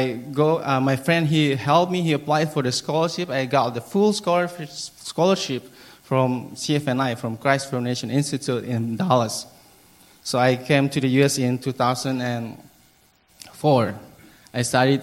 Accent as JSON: {"language": "English", "country": "Timor-Leste", "tie": "born or raised there", "also_born_or_lived": "Merauke, Papua, Indonesia", "second_language": "English", "moved": "as an adult", "said": "I grew up in East Timor. I finished my elementary school, junior high, and high school."}